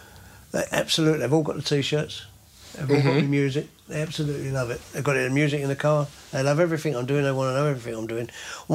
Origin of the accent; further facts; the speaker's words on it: London, United Kingdom; accent: Cockney; I'm a Cockney.